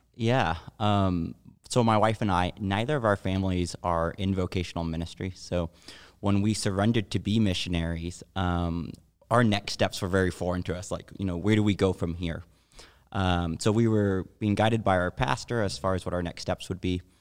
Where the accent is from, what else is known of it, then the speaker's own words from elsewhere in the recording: Texas, United States; I grew up in Texas, and everybody in Texas told me that God was real.